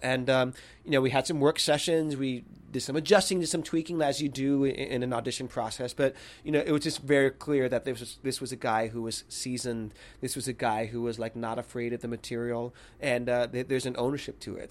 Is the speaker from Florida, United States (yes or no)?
yes; Miami, Florida, United States; moved away; growing up in Miami